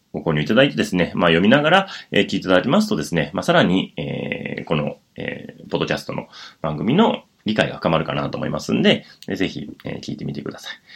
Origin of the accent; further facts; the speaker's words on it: Wakayama, Japan; moved away as an adult; now in Tokyo, Japan; 千九百七十五年に和歌山県で生まれまして